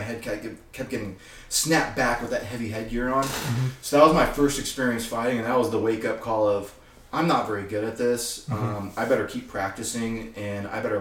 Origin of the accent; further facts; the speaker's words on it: Texas, United States; I'm from Texas